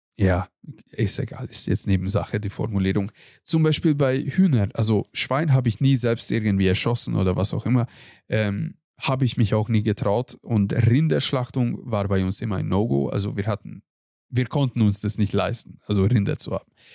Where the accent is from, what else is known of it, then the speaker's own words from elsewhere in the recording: Hungary; moved away; bei uns in Ungarn